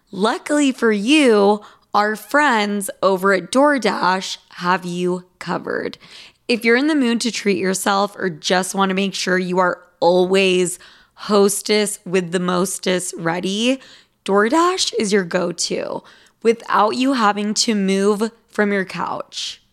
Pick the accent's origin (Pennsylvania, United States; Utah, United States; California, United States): Utah, United States; Salt Lake City; now in New York, United States; I grew up in Salt Lake City, Utah